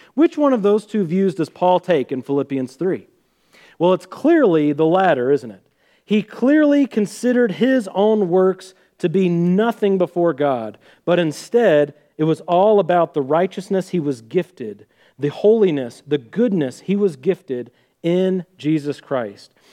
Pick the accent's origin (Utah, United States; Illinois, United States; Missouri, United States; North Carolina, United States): Missouri, United States; Sedalia; we're from Sedalia, Missouri, home of the Missouri State Fair.